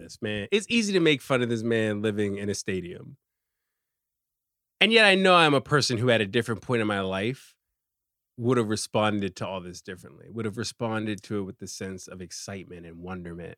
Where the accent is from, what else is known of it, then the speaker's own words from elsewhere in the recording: Richmond, Virginia, United States; moved away as an adult; also born or lived in Washington, D.C.; now in New York, United States; I'm a black man. I'm from Richmond